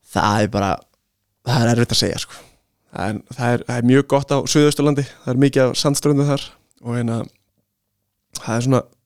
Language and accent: Icelandic; Iceland; við erum náttúrulega Íslendingar